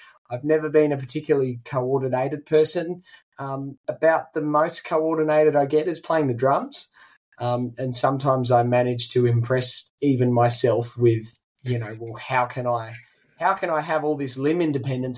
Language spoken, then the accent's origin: English; Tumut, New South Wales, Australia; also born or lived in Phillip Island; I come from Tumut. I've grown up here most of my life.